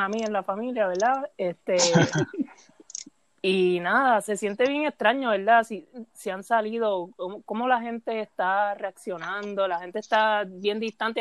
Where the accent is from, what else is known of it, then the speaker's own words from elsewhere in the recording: Puerto Rico; soy de Puerto Rico, trabajo en un periódico de Puerto Rico.